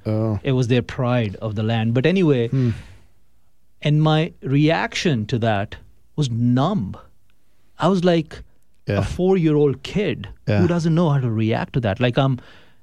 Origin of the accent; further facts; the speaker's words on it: Lahore, Punjab, Pakistan; moved away as an adult; also born or lived in New York; now in Baltimore, United States; I was born and raised in Pakistan, in Lahore, cosmopolitan city